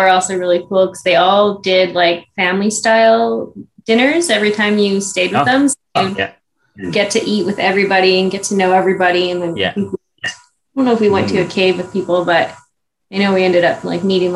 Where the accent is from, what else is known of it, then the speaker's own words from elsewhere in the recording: Canada; we were from Canada